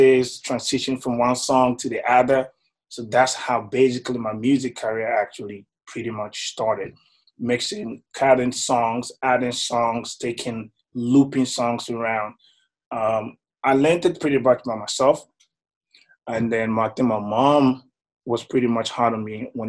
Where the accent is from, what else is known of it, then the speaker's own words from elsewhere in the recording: Tema, Greater Accra, Ghana; also born or lived in Cape Coast, Ghana; I was born in Ghana, in Madeline. I was raised, you know, in Tema.